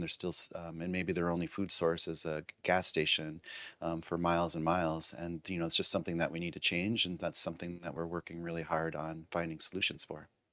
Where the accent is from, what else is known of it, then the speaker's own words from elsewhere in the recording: Pine Ridge Reservation, South Dakota, United States; I grew up on the Pine Ridge Reservation in South Dakota